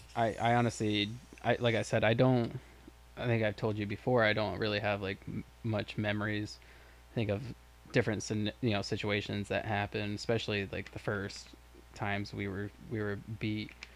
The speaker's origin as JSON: {"language": "English", "town": "Lake Worth", "region": "Florida", "country": "United States", "tie": "born or raised there", "said": "Michael and I grew up in Lake Worth, Florida"}